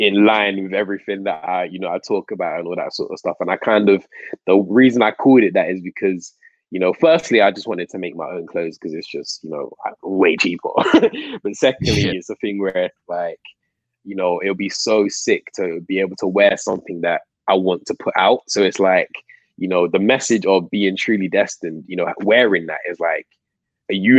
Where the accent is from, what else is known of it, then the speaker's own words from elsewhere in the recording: Coventry, West Midlands, United Kingdom; moved away as an adult; also born or lived in London; now in Manchester, United Kingdom; I was born in London, but my family moved to Coventry